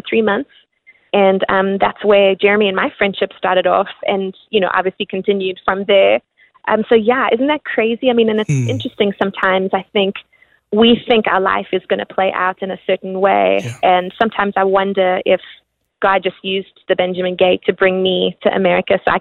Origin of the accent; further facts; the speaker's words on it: South Africa; growing up in South Africa, we listened to all different kinds of music